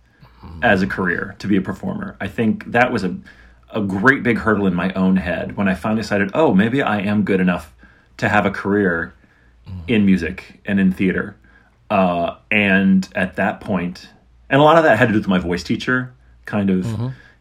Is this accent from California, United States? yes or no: no; Pittsburgh, Pennsylvania, United States; moved away; also born or lived in Princeton, West Virginia / Central Florida / Las Vegas; I was born in Southern West Virginia, but I was raised outside of Pittsburgh